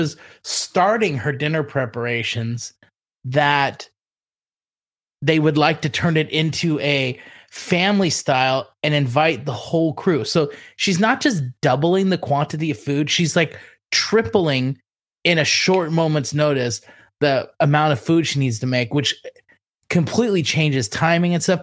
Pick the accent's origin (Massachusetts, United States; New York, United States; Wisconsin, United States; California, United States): California, United States; Southern; accent: Ninja Turtle; growing up in Southern California